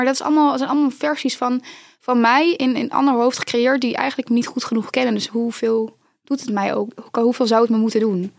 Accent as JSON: {"language": "Dutch", "region": "North Brabant", "country": "Netherlands", "said": "in Brabant, waar ik vandaan kom"}